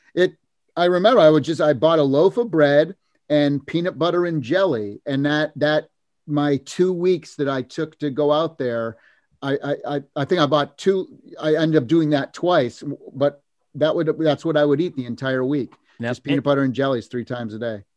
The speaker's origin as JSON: {"language": "English", "region": "Massachusetts", "country": "United States", "tie": "born or raised there", "moved": "as an adult", "lives_now": "California, United States", "said": "I grew up in Massachusetts"}